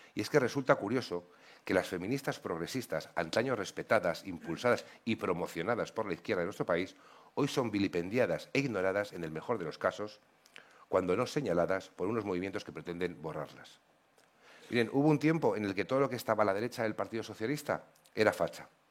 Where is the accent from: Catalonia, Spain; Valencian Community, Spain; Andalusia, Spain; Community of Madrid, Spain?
Community of Madrid, Spain; Como madrileño